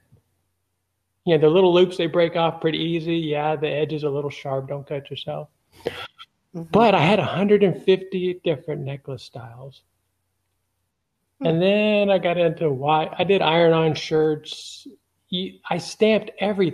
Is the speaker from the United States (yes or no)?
yes; Los Angeles, California, United States; now in Alabama, United States; I'm from Los Angeles